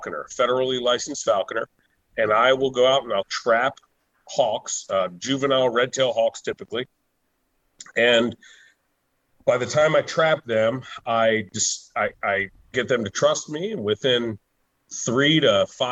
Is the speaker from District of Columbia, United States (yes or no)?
yes; Washington, District of Columbia, United States; I was born and raised in the Washington D.C. area.